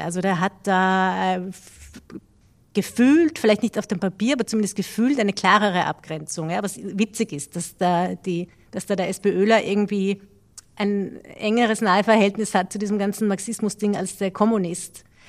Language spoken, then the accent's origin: German; Austria; haben wir als Österreicher eine gewisse Geschichte mit peinlichen Episoden